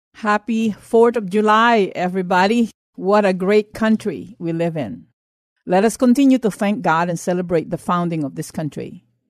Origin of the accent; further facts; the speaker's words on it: Philippines; now in United States; I grew up in the Philippines under martial law, under the late President Marcos.